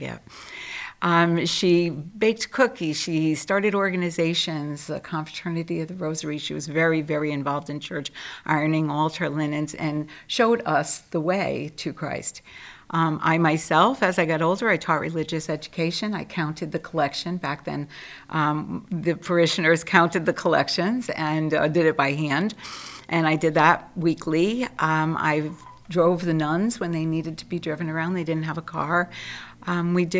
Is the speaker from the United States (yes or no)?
yes; Trumbull, Connecticut, United States; also born or lived in Bridgeport; moved when I was five to Trumbull, and grew up in an extremely devout family